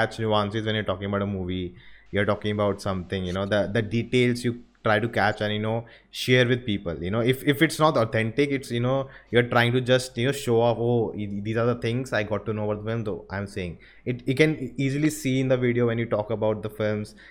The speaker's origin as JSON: {"language": "English", "region": "Delhi", "country": "India", "tie": "born or raised there", "also_born_or_lived": "Goa", "moved": "yes", "said": "I was born and brought up in Delhi, in Indrapuram, Noida."}